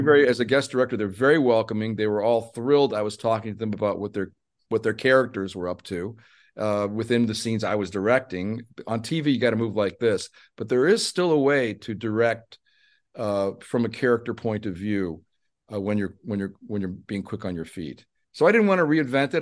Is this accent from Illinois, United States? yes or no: yes; Chicago, Illinois, United States; I'm from Chicago